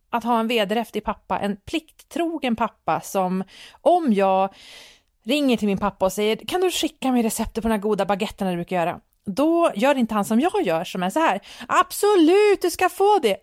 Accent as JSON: {"language": "Swedish", "country": "Sweden", "said": "som svensk befolkning"}